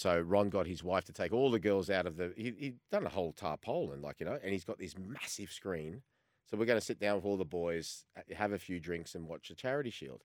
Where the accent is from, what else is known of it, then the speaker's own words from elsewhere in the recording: Australia; as much as I'm Australian, I've still got a little bit of that Croatian temper in the background